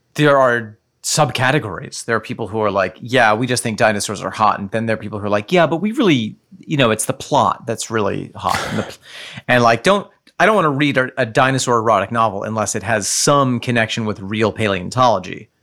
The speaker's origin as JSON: {"language": "English", "country": "United States", "said": "I, as an American"}